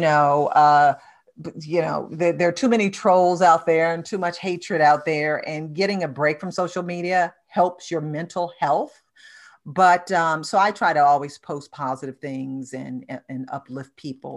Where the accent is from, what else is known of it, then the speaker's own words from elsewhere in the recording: Detroit, Michigan, United States; my hometown, Detroit